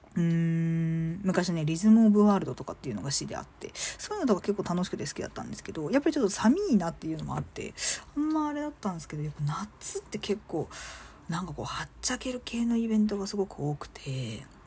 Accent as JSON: {"language": "Japanese", "region": "Chiba", "country": "Japan", "tie": "born or raised there", "said": "私、あのー、生まれは実は千葉なんですよ"}